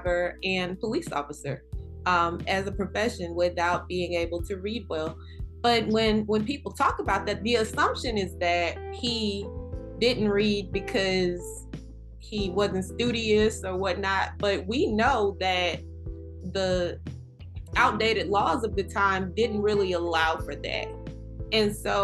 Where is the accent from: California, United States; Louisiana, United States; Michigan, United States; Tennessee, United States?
Louisiana, United States; Kentwood; now in New York, United States; Here in New York, I really, really appreciate my hometown of Kentwood